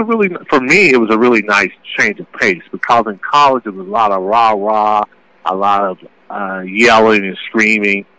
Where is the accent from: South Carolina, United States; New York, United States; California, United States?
South Carolina, United States; I'm from South Carolina. I'm from a small town